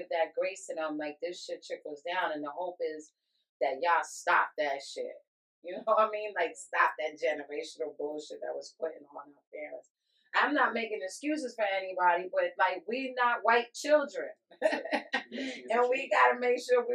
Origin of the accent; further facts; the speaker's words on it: New York, United States; now in Connecticut, United States; I'm from New York, but when I was growing up, there was heroin and there was crack.